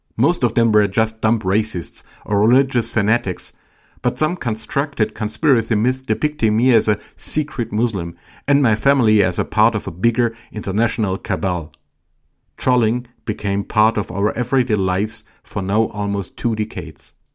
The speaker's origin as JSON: {"language": "English", "town": "Filderstadt", "region": "Baden-Württemberg", "country": "Germany", "tie": "born or raised there", "said": "I was born in Filderstadt in 1976"}